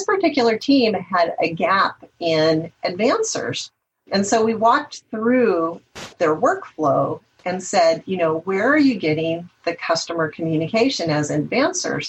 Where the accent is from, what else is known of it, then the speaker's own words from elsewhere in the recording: the Northwest, Pacific Northwest, United States; I'm from the Northwest